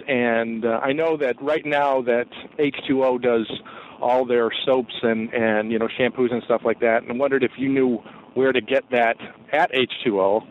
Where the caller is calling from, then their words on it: Geneva, Illinois, United States; I'm calling from Geneva, Illinois